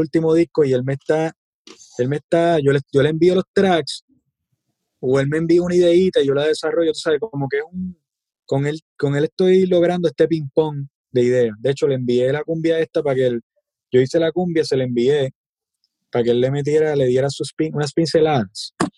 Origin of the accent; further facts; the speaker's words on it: Puerto Rico; nosotros como boricua